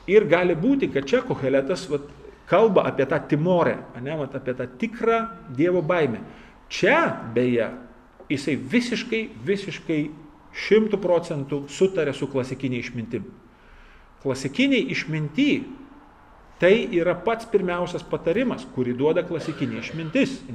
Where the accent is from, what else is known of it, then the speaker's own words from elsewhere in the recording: Lithuania; mes lietuviai baisiai skurdus esam šitoj vietoj.